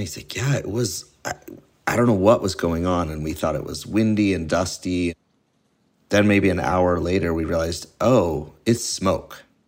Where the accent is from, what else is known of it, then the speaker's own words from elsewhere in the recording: Keene, New Hampshire, United States; now in Halifax, United States; I grew up about 40 minutes east of here in Keene, New Hampshire